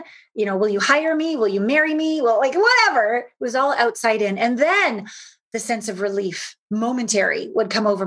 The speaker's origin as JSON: {"language": "English", "country": "Canada", "tie": "born or raised there", "also_born_or_lived": "Los Angeles / Japan", "moved": "as an adult", "said": "Small town Canadian girl, hopped on Uncle Phil's 18-wheeler semi when I was 19 from Canada down"}